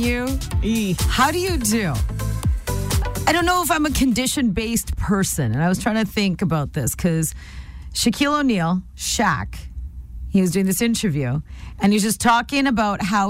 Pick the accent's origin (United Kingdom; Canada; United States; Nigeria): Canada; Nanaimo, British Columbia; I grew up in Nanaimo